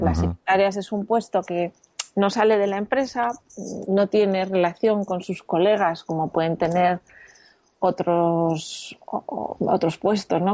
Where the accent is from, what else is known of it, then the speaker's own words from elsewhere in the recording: Madrid, Community of Madrid, Spain; moved away as an adult; also born or lived in Brussels / United States; now in Barcelona, Spain; soy de Madrid, pero vivo en Barcelona desde que me casé